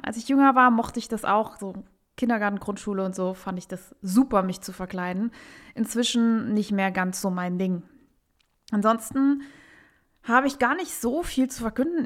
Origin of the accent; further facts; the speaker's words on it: Saarbrücken, Saarland, Germany; in meiner Heimatstadt Saarbrücken